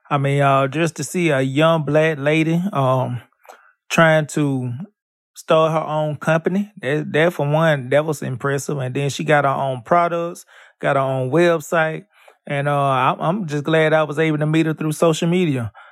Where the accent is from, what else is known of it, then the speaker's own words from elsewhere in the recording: Baltimore, Maryland, United States; Yes, I'm born and raised